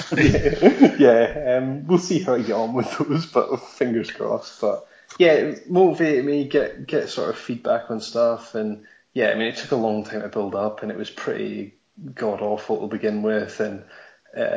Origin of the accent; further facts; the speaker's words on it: Scotland, United Kingdom; I'm from Scotland.